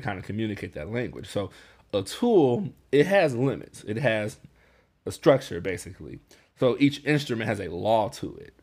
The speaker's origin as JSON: {"language": "English", "town": "Chicago", "region": "Illinois", "country": "United States", "said": "I'm from Chicago"}